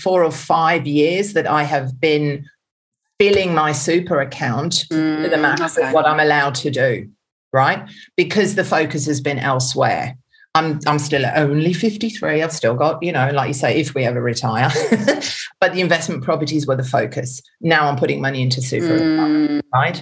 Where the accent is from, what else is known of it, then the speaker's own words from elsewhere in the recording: Germany; also born or lived in England; now in Australia; I'm actually German by birth